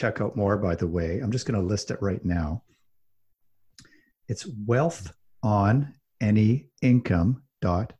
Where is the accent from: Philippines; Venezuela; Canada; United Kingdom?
Canada; Calgary, Alberta; I grew up in Calgary, Alberta, which is kind of like Texas of Canada.